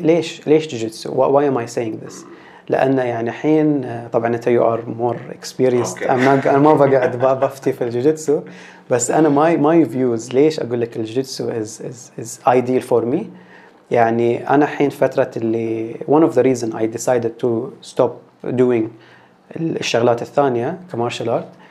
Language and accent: Arabic; Bahrain